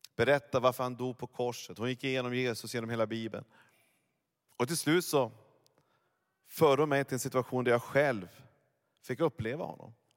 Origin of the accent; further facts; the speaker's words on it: Norrland, Sweden; Jag är ju norrlänning egentligen.